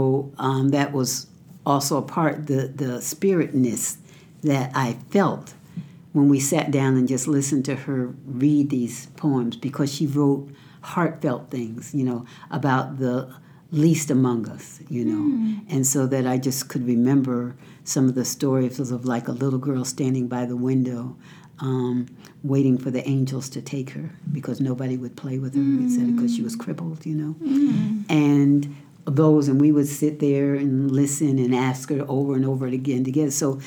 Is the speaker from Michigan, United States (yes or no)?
no; Connecticut, United States; I grew up in Connecticut.